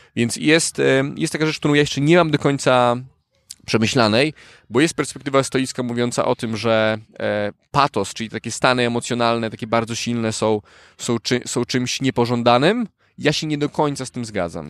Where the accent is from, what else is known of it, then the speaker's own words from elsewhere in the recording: Warsaw, Masovian Voivodeship, Poland; also born or lived in Turkey; prawie całe życie mieszkam w Warszawie. Urodziłem się w Turcji